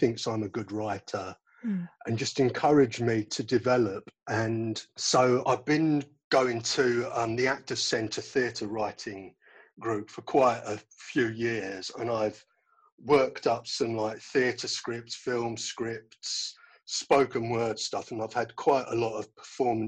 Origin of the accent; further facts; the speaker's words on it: London, United Kingdom; I come from West London originally and I live in South London now.